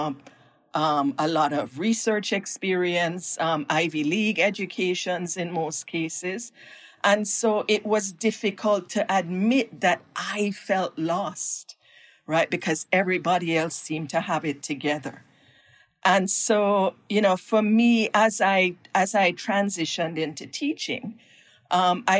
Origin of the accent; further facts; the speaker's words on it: Jamaica; moved away as an adult; now in United States; my own background growing up in Jamaica